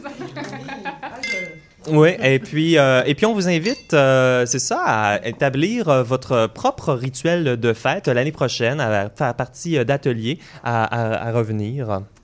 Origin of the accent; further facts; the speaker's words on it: Joliette, Quebec, Canada; On se retrouve environ une 80 personnes euh, chez nous à Joliette